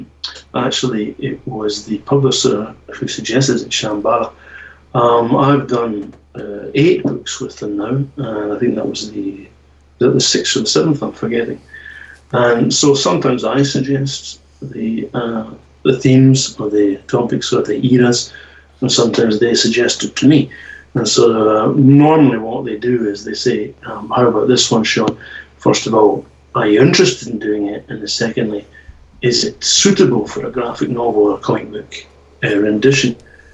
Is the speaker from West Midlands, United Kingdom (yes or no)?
no; Scotland, United Kingdom; So I grew up on those kind of things, and as a Scottish person, Oor Willie